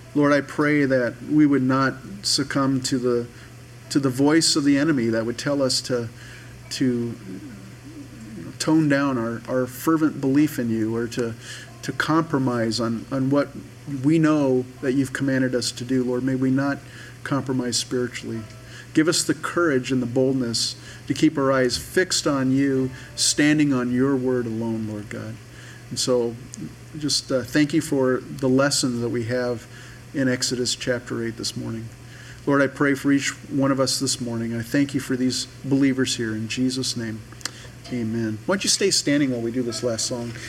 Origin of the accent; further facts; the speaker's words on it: United States; we're American Christians.